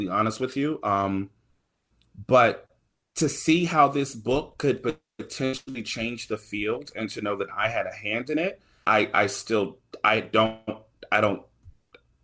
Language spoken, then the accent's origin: English; the South, United States; I'm from the South